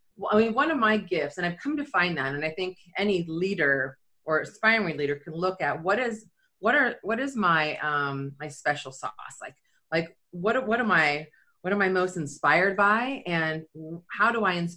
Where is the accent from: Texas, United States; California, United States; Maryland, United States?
California, United States; Silicon Valley; moved away as an adult; also born or lived in Florence, Italy; I'm born and raised in Silicon Valley.